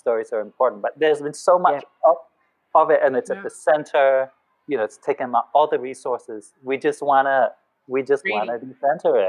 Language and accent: English; Kuala Lumpur, Malaysia; moved away as an adult; also born or lived in Singapore; now in Australia; I grew up in Kuala Lumpur, Malaysia. Yeah. And I only came to Australia when I was about 19